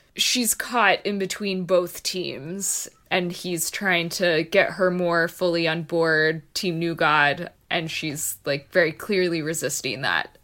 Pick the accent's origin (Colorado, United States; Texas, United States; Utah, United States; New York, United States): Texas, United States; being a Texan